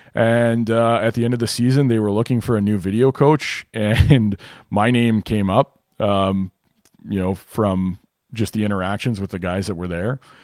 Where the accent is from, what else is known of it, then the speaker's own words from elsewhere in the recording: Winnipeg, Manitoba, Canada; also born or lived in Rockford, Illinois; I'm from Winnipeg originally. So I grew up in Winnipeg